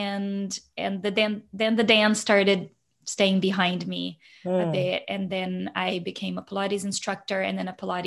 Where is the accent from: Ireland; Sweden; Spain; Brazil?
Brazil; moved away as an adult; now in Canada; growing up in Brazil, I was one of those like little ones, 3 to 4 years old